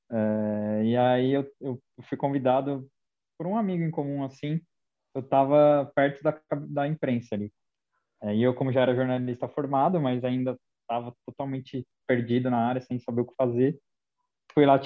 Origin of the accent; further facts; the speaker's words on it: São Caetano do Sul, São Paulo, Brazil; Mas eu sou, eu sou de São Caetano e em São Caetano tem muito palmeirense, mano.